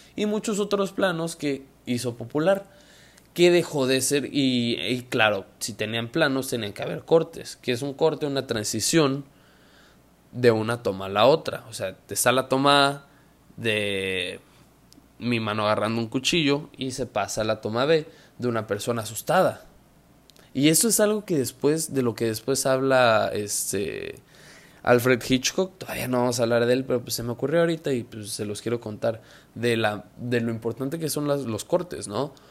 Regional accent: Mexico; yo soy mexicano

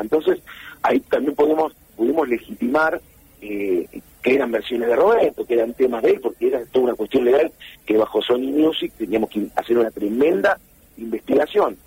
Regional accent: Junín, Buenos Aires Province, Argentina; moved away as an adult; yo soy de Junín, provincia de Buenos Aires

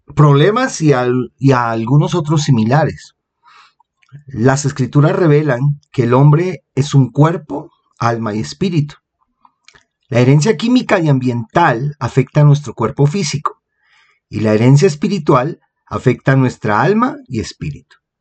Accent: Colombia; aquí en mi país, en Colombia

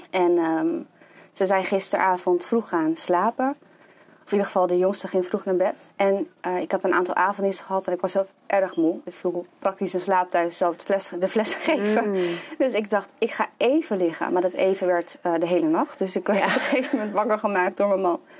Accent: Lelystad, Flevoland, Netherlands; also born or lived in Amsterdam; Ik ben geboren in Amsterdam. Ja. En toen mijn zusje geboren werd, zijn mijn ouders eh, verhuisd naar Lelystad. Ja. En eh, ja, altijd hier gewoond, gebleven.

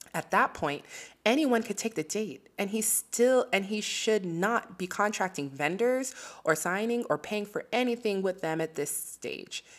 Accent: Nigeria; As a Nigerian myself

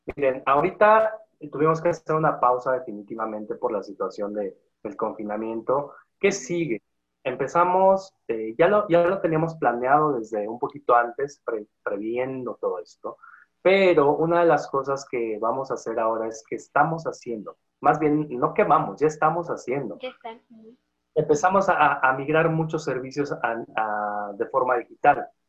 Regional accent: Valle del Mezquital, Hidalgo, Mexico; Con mucho orgullo soy de hidalguense. Con mucho orgullo soy del Valle del Mezquital

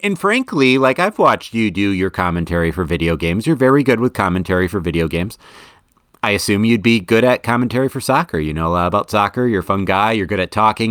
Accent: Madison, Wisconsin, United States; I am from Madison

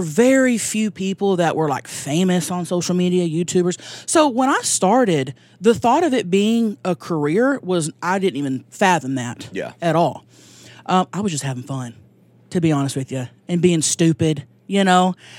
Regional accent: Thackerville, Oklahoma, United States; now in San Diego, United States; That's there, right. About an hour north of Dallas. I grew up there, and we've been living in San Diego for the past 10 years

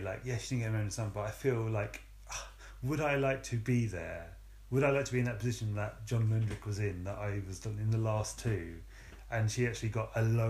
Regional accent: England, United Kingdom; I'm English.

